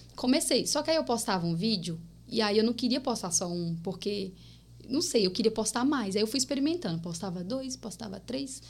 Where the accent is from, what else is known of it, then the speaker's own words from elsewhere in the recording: Paraíba, Brazil; accent: paraibano, nordestino (mixed); moved away; also born or lived in Bahia / Pernambuco; Sou natural da Paraíba, gente. Sou paraibana, nasci aqui